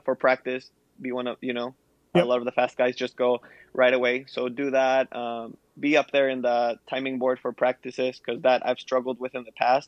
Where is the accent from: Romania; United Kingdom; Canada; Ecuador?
Ecuador; now in United States; I was a kid growing up in Ecuador